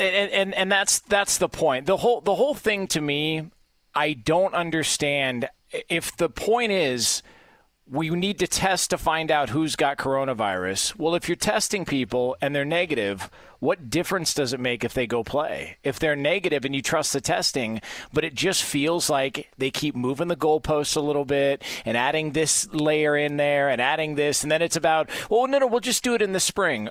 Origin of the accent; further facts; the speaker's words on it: Southern California, United States; I grew up in Southern California.